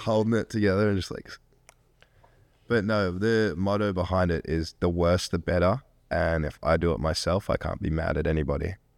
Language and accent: English; Australia; moved away as an adult; now in Athens, United States